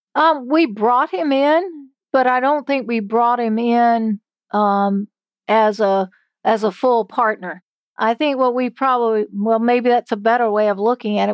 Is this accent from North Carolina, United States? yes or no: yes; Hyde County, North Carolina, United States; where I grew up in Hyde County